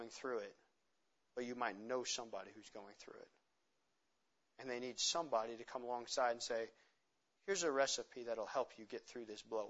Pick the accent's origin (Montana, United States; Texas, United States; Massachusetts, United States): Montana, United States; I'm from Montana